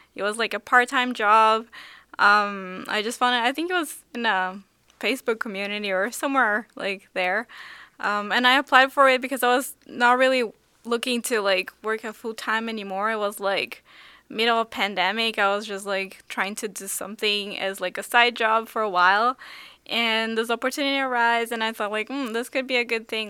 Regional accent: São Paulo, Brazil; now in Seoul, South Korea; I grew up in Sao Paulo in Brazil

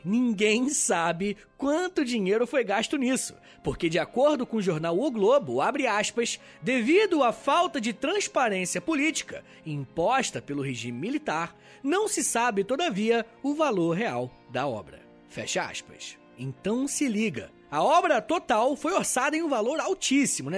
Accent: Rio de Janeiro, Brazil; o Rio de Janeiro, minha terra

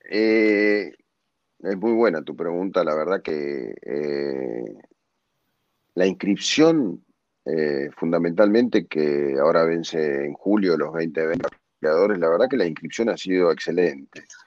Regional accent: Argentina; como argentinos

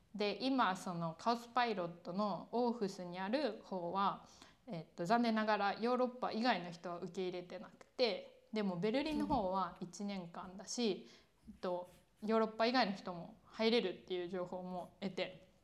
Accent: Kyoto, Japan; moved away as an adult; also born or lived in Tokyo / Denmark; 出身はさっき言った京都みたいな奈良みたいなところでそこに高校生までいた

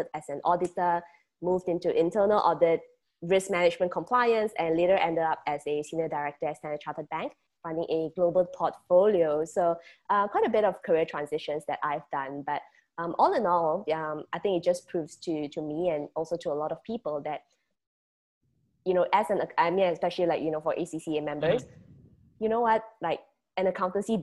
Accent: Malaysia; I'll be representing Malaysia, born and bred in Malaysia and currently in Penang, Malaysia.

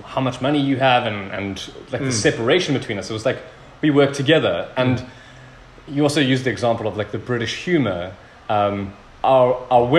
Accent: South Africa; being a South African

